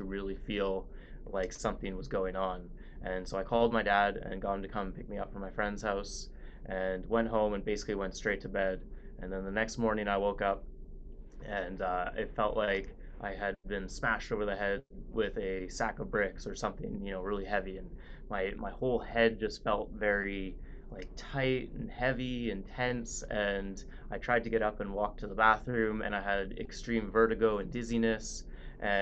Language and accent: English; Vancouver, British Columbia, Canada; I grew up in Vancouver, Canada